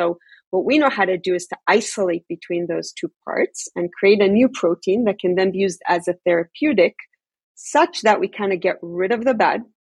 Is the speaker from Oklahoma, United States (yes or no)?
no; New York, United States; also born or lived in Tel Aviv, Israel; You know, I grew up in New York and in Tel Aviv. Never had a kid in my class with a peanut allergy or some other sensitivity.